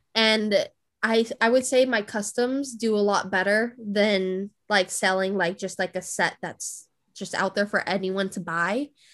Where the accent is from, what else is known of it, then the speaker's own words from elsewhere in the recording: California, United States; moved away; I'm originally from California.